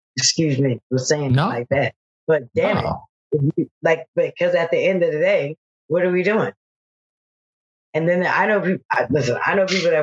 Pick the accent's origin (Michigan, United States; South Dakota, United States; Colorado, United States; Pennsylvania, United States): Pennsylvania, United States; Philadelphia; I'm from Philadelphia